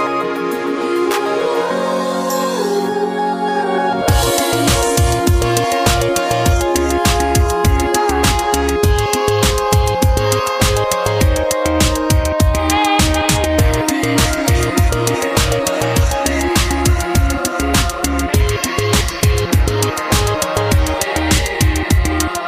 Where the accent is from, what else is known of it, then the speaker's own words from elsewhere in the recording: Kansas City, United States; moved away as an adult; now in Vancouver, Canada; I'm from Kansas City, and I moved to Canada this year